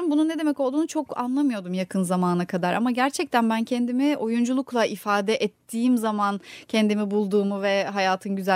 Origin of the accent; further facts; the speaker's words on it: İzmir, Turkey; also born or lived in Kırıkkale; E, Kırıkkale'de doğdum ben. İki yaşına kadar da orada yaşadık ailemle birlikte. Sonra ailem İzmir'e taşınmaya karar vermiş. Yani ben küçüktüm tabii. ee, iki yaşından beri, o iki yaş ile 18 yaş arası İzmir'de geçti.